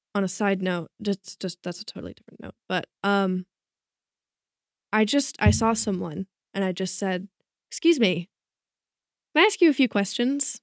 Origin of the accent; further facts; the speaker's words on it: Bay Area, California, United States; moved away as an adult; now in Malibu, United States; I'm from the Bay Area